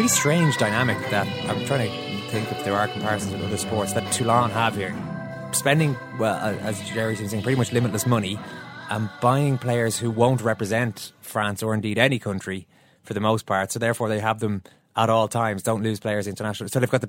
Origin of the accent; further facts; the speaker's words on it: Ireland; we're Irish